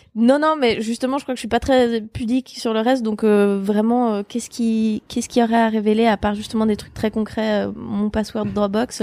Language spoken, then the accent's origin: French; Switzerland; moved away as an adult; also born or lived in Geneva; now in Paris, France; je venais de Suisse